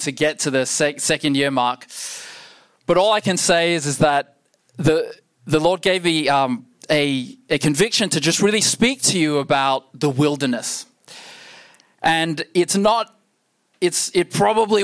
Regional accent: Perth, Western Australia, Australia; I'm born and raised in Perth

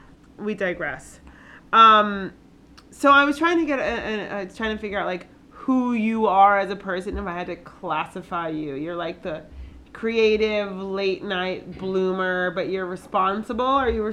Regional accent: Connecticut, United States; now in New York City, United States; So I grew up in Connecticut

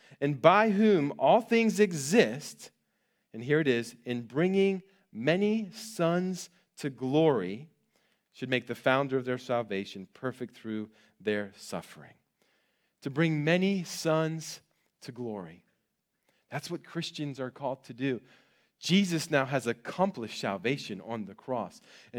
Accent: Maryland, United States; I grew up on the East Coast in Maryland, in a rural part of Maryland near Gettysburg, Pennsylvania.

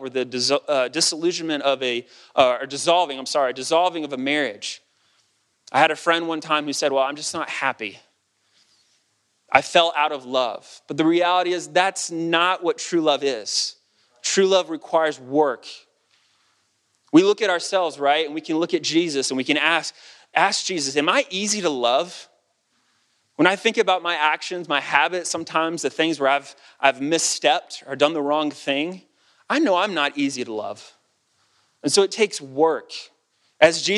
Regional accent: United States; As an American

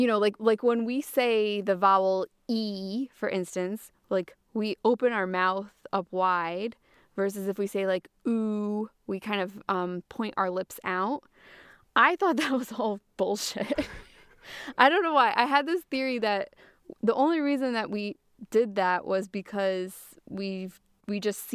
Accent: Massachusetts, United States; I am monolingual, but I remember growing up as a kid. I grew up in Massachusetts in the northeast of the U.S. and there's a lot of Spanish around there

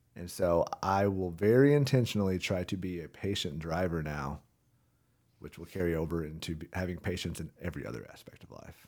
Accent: Rogers, Arkansas, United States; born and raised in Rogers, Arkansas.

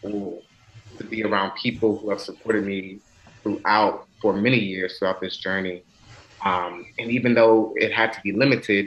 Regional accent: Washington, District of Columbia, United States; also born or lived in Maryland; I grew up in Washington, DC, but did much of my schooling in Maryland

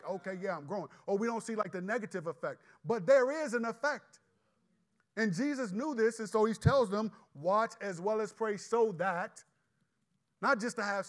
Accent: United States; as American believers

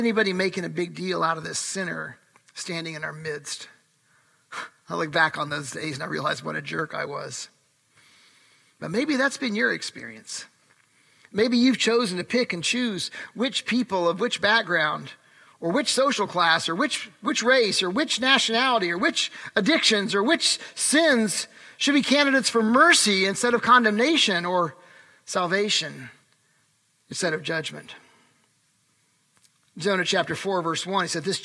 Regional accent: Urbana, Illinois, United States; my youth group growing up in Urbana, Illinois

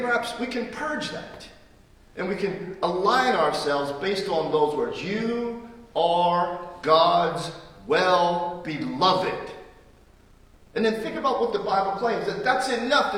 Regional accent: United States; I am an American and proudly so

